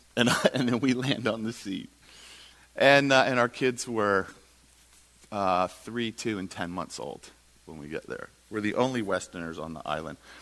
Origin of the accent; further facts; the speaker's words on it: United States; we're the American Christians